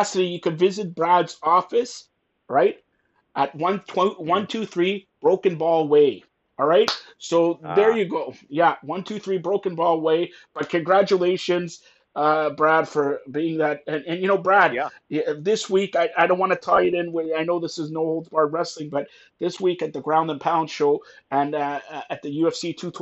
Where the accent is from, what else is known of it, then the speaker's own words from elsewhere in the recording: Canada; I am Canadian